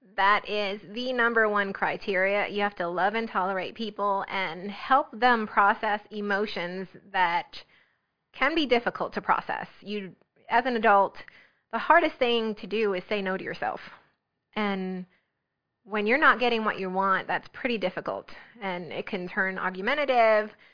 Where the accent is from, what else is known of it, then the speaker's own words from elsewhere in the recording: New Jersey, United States; also born or lived in South Florida; now in South Carolina, United States; I was raised in New Jersey